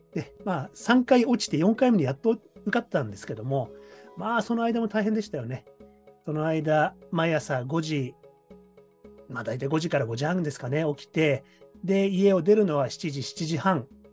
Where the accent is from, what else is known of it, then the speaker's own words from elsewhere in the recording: Saitama, Japan; moved away as an adult; now in Tokyo, Japan; 高校1年生在学中から3年間、東京のですね、タレント事務所の養成所に、まあ、毎週1回ですね、上京して、埼玉から上京して